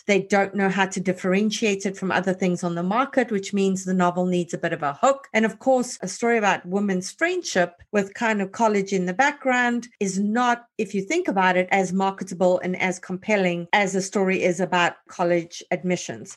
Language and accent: English; South Africa; as a South African